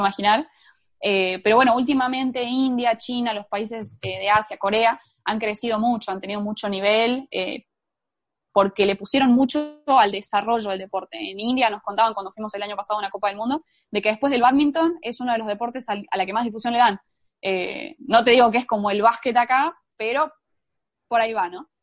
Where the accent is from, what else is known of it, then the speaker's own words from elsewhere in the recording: La Rioja, Argentina; me vine a la casa de mis padres, a La Rioja